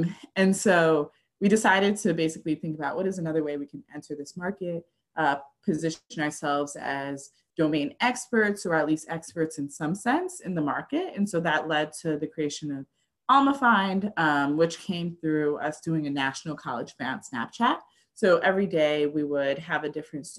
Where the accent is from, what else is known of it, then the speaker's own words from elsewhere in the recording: Connecticut, United States; I grew up in Connecticut